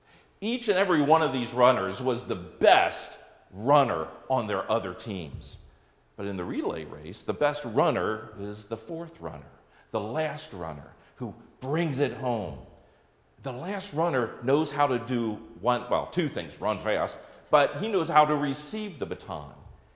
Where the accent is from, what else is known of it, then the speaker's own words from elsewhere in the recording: Wisconsin, United States; I will not bring up the fact that we're from Wisconsin and the success of the Green Bay Packers this season.